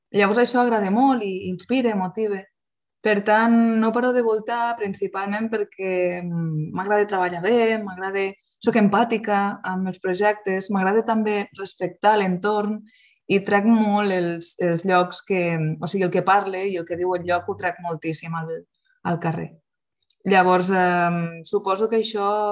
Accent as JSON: {"language": "Catalan", "town": "Lleida", "region": "Catalonia", "country": "Spain", "tie": "born or raised there", "said": "soc lleidatana de pura cepa"}